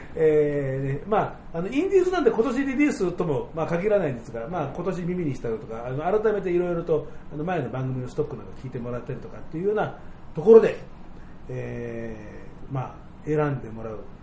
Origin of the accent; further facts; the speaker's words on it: Tokyo, Japan; 東京の人間、僕のようにずっと東京に住んでる人